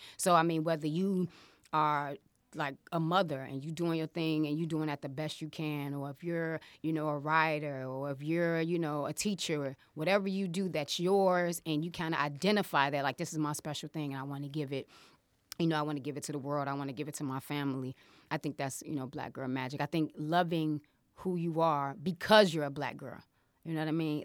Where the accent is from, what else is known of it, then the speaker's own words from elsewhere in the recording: Chicago, Illinois, United States; I am from Chicago, ladies and gentlemen. I'm from Uptown